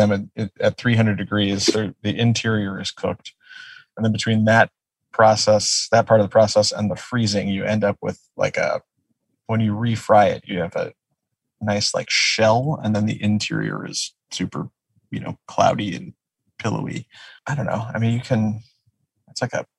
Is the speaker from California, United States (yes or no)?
no; outside of Detroit, Michigan, United States; now in Los Angeles, United States; I grew up outside of Detroit